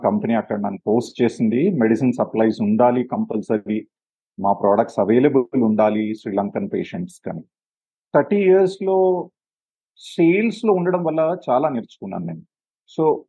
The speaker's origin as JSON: {"language": "Telugu", "town": "Hyderabad", "region": "Telangana", "country": "India", "tie": "born or raised there", "moved": "as an adult", "lives_now": "Sri Lanka", "said": "నేను పుట్టి పెరిగింది హైదరాబాద్లోనే"}